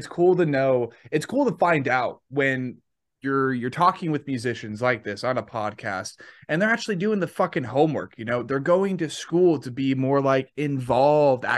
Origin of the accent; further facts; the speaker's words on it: Phoenix, Arizona, United States; I'm based in Phoenix, born and raised in Phoenix